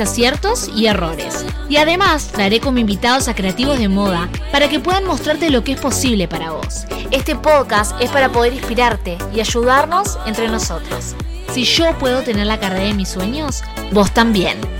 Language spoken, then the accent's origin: Spanish; Argentina; now in Canada; Soy argentina y vivo en Canadá